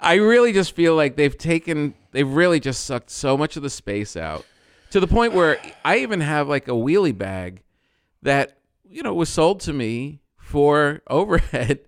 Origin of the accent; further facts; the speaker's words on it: New Jersey, United States; I'm from Jersey